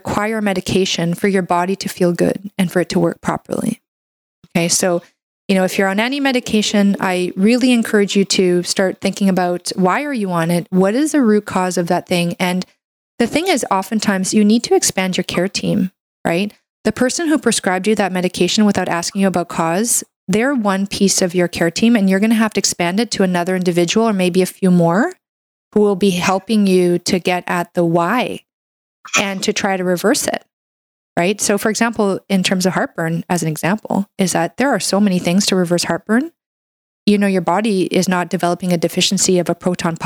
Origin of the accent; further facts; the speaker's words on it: Canada; I'm a Canadian medical doctor